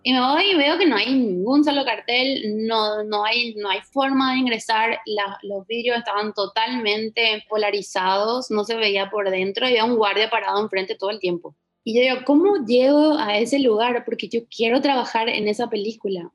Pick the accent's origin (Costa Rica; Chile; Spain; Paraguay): Paraguay; moved away as an adult; also born or lived in Ciudad del Este / Buenos Aires; me fui a estudiar a Buenos Aires porque en Paraguay no existía ni siquiera la carrera de indumentaria en aquel momento